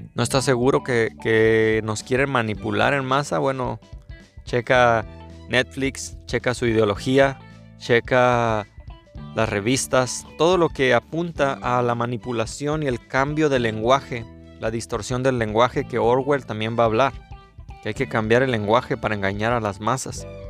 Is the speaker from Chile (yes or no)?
no; Mexico; soy mexicano